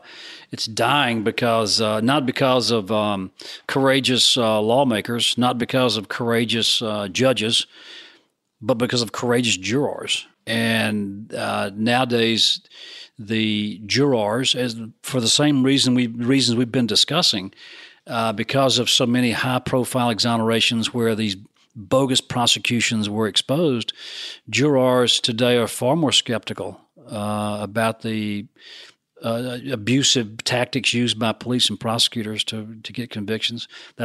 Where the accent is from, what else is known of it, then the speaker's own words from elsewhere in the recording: Deep South, United States; Growing up in the Deep South as a Southern Baptist, that eye for an eye, that kind of stuff